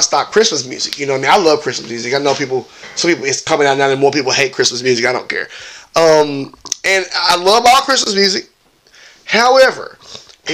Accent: Memphis, Tennessee, United States; my hometown of Memphis

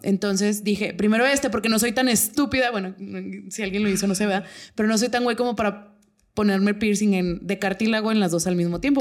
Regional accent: Torreón, Coahuila, Mexico; nosotros somos de Torreón

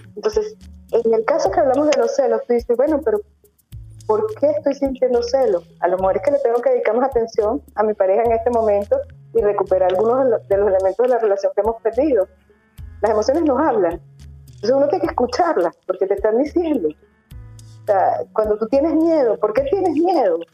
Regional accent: Venezuela; moved away as an adult; now in León, Spain; Yo soy venezolana, yo soy emigrante

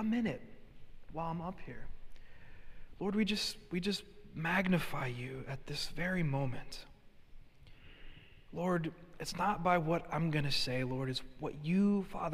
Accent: Hartford, Connecticut, United States; being born and raised in Hartford, Connecticut

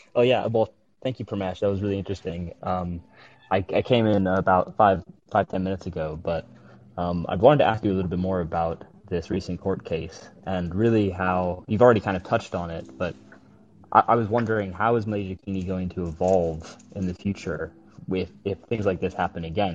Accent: London, United Kingdom; also born or lived in United States; I was born in the United States, but I'm I'm from London.

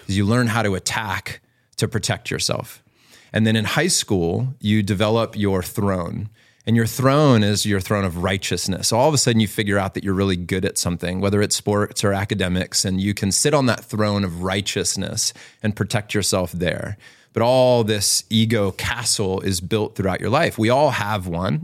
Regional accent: Virginia Beach, Virginia, United States; growing up in Virginia Beach

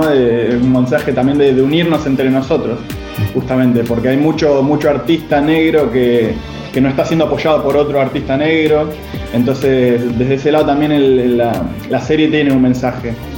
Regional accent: Argentina; para mí que soy argentino

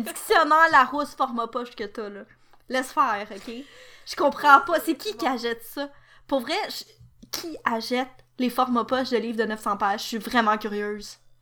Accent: Quebec, Canada; Je suis québécoise

